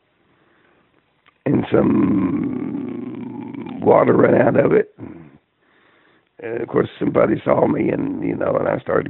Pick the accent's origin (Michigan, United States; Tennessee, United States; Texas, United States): Tennessee, United States; Spring City; I'm from a little town up in East Tennessee, Spring City, Tennessee